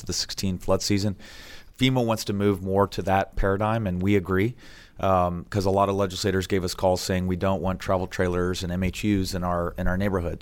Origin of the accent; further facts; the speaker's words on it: South Florida, United States; moved away as an adult; now in Texas, United States; I grew up in South Florida